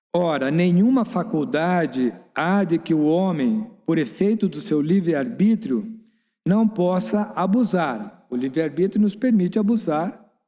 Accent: Brazil; nós que somos brasileiros

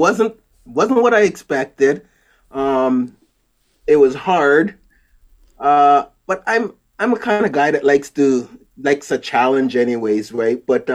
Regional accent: Canada; also born or lived in Jamaica; I was born in Jamaica, came to Canada probably, 1975, a very long time ago, and went to school here, but I still have a bit of an accent.

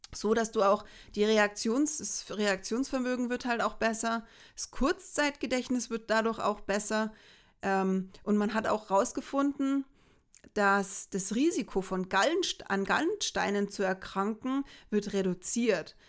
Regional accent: Bavaria, Germany; bei uns in Bayern.

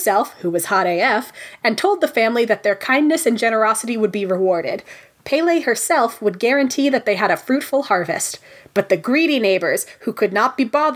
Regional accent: Hawaii, United States; I was born in Hawaii

